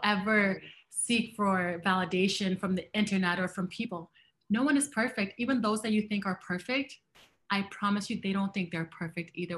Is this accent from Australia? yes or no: no; Canada; I am a Canadian and a Black woman.